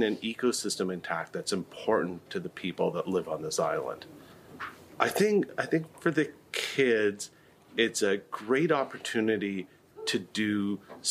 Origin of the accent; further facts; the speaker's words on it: Canada; now in Vancouver, Canada; I'm a Canadian scientist, and I studied on the east coast of Canada